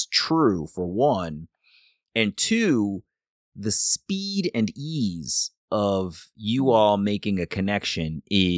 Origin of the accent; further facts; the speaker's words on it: Columbia, Maryland, United States; I grew up in Columbia, Maryland, around a whole bunch of, you know, a mixed community